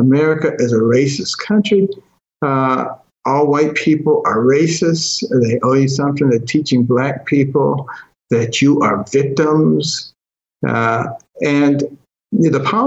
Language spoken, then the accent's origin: English; Detroit, Michigan, United States; also born or lived in Boston, Massachusetts; when I was a kid growing up in Detroit and Boston